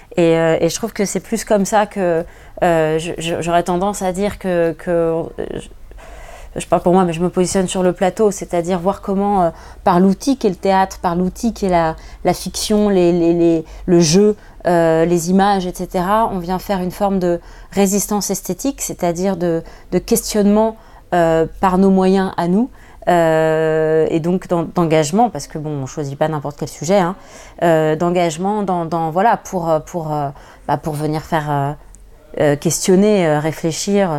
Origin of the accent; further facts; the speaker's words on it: Paris, Île-de-France, France; je, suis parisienne d'origine, j'ai grandi à Paris